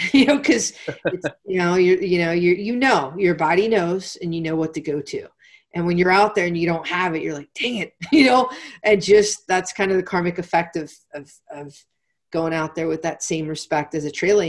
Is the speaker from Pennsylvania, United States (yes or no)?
yes; Pennsylvania, United States; I'm from Pennsylvania, so there's a pretzel company called Unique Pretzels